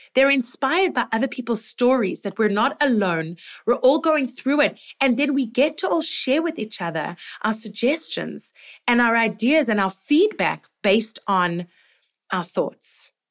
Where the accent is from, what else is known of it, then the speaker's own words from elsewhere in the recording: Toronto, Ontario, Canada; here in my hometown